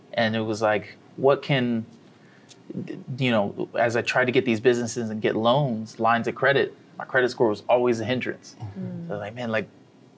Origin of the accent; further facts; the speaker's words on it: Columbia, Maryland, United States; moved away as an adult; also born or lived in Pittsburgh, Pennsylvania; now in Miami, United States; Grew up in a city called Columbia, not too far from Baltimore